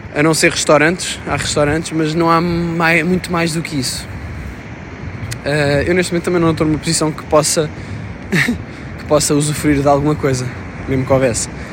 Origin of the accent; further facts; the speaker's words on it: Sintra, Lisbon, Portugal; moved away; estou na minha terra natal, que é a Grande Sintra